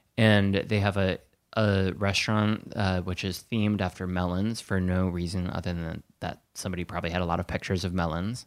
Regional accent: Wisconsin, United States; I'm from Wisconsin

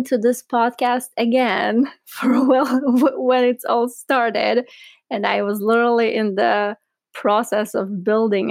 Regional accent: Southern District, Israel; also born or lived in Ukraine; So I was born in Ukraine. And when I was 5 years old, my family immigrated to Israel. And growing up in Israel, I lived in a small town in South Israel

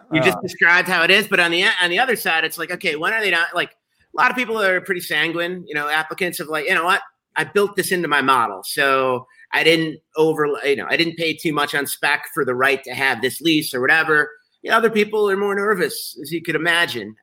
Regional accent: Chicago, Illinois, United States; I'm a Chicagoan, I'm a journalist, and I'm an entrepreneur

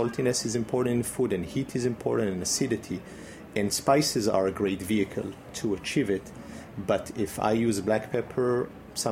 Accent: Israel; moved away; also born or lived in Brittany, France; growing up in Israel

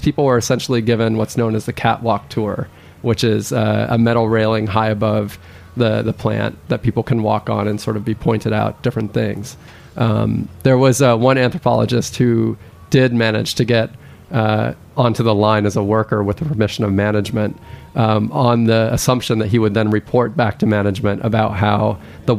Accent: Thailand; now in United States; I actually am an immigrant to this country. I grew up in Thailand.

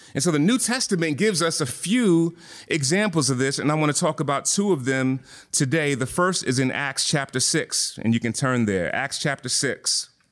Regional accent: Philadelphia, Pennsylvania, United States; I'm from Philly

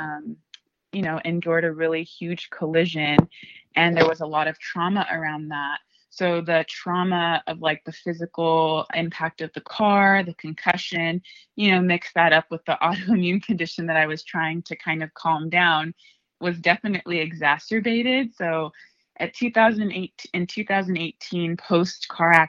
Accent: Ventura County, California, United States; also born or lived in Oxnard; I'm from Ventura County

